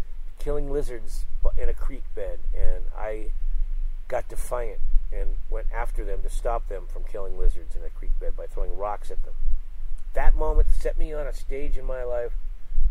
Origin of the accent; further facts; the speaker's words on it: Sunnyvale, California, United States; I grew up in Sunnyvale